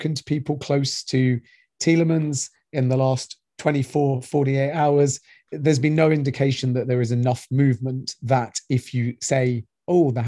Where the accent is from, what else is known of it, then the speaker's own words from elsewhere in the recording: Leicester, East Midlands, United Kingdom; I'm a Leicester fan. I was born in Leicester